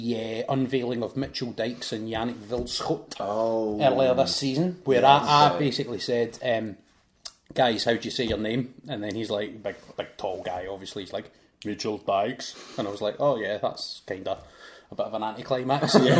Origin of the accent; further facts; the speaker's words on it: Scotland, United Kingdom; I'm Scottish